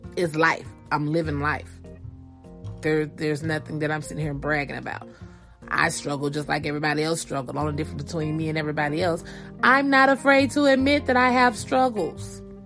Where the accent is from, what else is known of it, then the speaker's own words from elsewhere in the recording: Georgia, United States; now in California, United States; I live in California, born and raised in Georgia